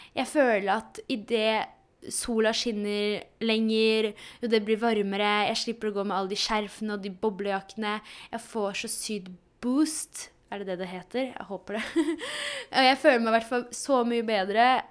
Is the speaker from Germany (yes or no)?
no; Poland; now in Norway; Jeg er jo fra Polen